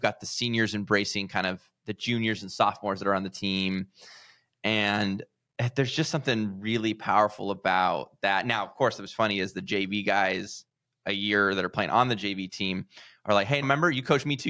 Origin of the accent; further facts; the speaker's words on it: California, United States; I'm from California